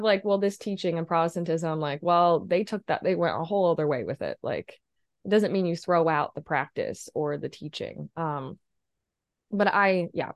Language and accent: English; Midwest small town, United States; moved away as an adult; now in Chicago, United States; Catholic church in a Midwest small town